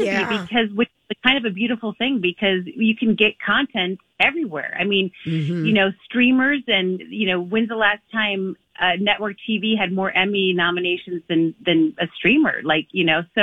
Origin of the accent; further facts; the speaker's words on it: Midwest, United States; We're all from the Midwest